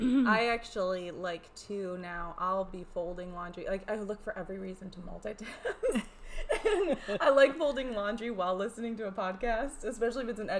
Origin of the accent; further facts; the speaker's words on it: New York, United States; And this is New York. I grew up in New York. My mother grew up in New York.